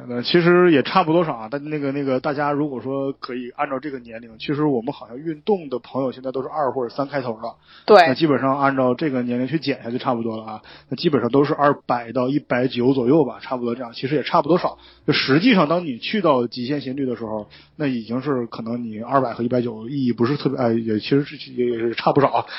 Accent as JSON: {"language": "Chinese", "region": "Northeast China", "country": "China", "also_born_or_lived": "Guangzhou", "moved": "yes", "said": "我是一匹来自东北的狼"}